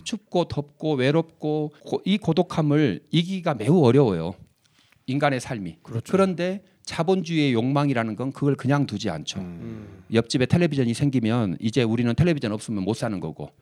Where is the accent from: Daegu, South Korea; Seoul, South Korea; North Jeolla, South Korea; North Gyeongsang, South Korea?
Seoul, South Korea; 서울 사람이면서